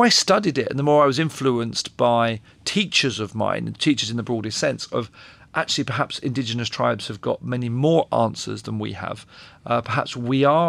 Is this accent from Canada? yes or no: no; London, United Kingdom; I grew up in North London in the 80s